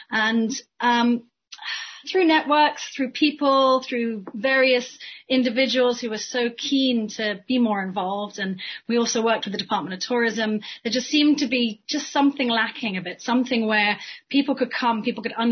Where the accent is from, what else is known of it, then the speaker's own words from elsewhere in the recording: Cayman Islands; So you mentioned I'm Caymanian. I'm from the Cayman Islands myself. I've been coming to and from the Cayman Islands from a very early age.